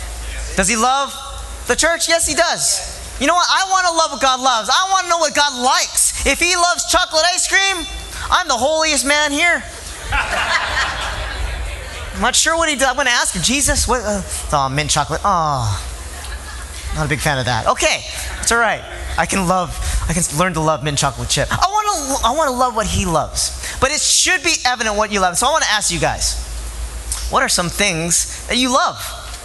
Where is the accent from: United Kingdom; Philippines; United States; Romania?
Philippines; I'm Filipino. And I show my love for things.